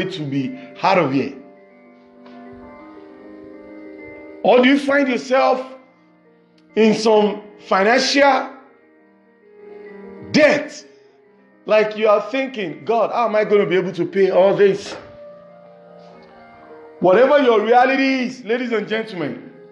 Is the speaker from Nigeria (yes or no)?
yes; Nigeria; English is a second language; from Nigeria, west side of Africa.